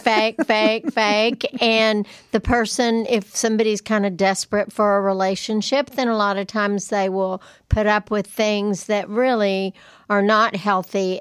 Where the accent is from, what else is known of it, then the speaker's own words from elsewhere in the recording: Lubbock, Texas, United States; I'm from Lubbock